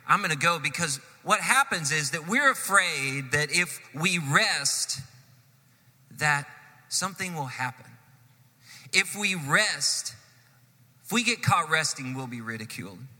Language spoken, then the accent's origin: English; Texas, United States; born there; All of my kids were born in Texas. I was born in Texas.